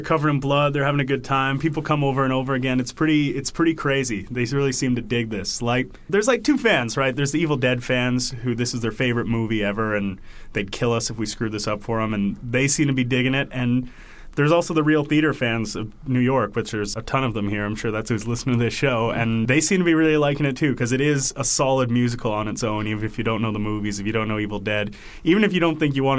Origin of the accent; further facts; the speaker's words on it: Toronto, Ontario, Canada; we're from Toronto